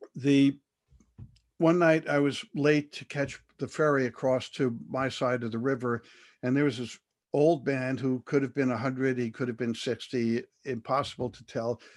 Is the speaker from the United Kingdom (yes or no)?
no; United States; being an American